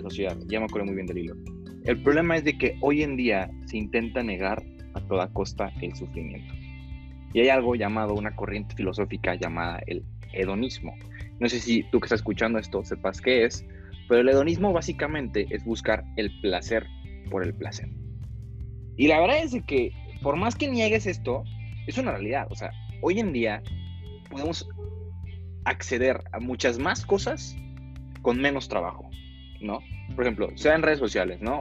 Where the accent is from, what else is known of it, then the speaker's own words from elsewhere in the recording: Guadalajara, Jalisco, Mexico; also born or lived in Monterrey, Nuevo León; soy originario de Monterrey, Nuevo León. pero toda mi vida en Guadalajara, Jalisco